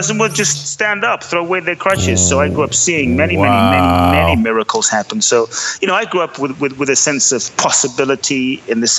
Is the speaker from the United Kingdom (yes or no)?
yes; London, United Kingdom; also born or lived in Ghana; now in United States; I was born in Ghana, West Africa. My father's from Ghana. My mother is Japanese, but I grew up in London